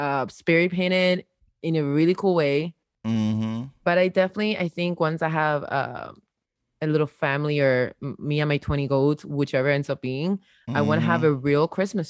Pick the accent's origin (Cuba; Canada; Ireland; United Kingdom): Cuba; Havana; a privileged Cuban child. I'm not even gonna front. I was, you know, I wasn't from the streets. I was from La Habana.